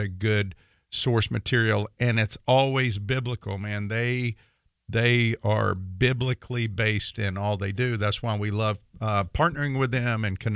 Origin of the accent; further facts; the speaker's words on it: Mississippi, United States; I say Thursday because I'm from Mississippi, and I kind of say it funny